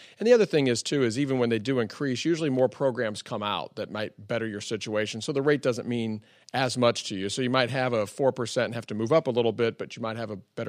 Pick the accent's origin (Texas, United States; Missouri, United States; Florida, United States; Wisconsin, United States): Missouri, United States; Sullivan; we grew up in between Sullivan and another town. We grew up in the country out that way, but I went to high school there.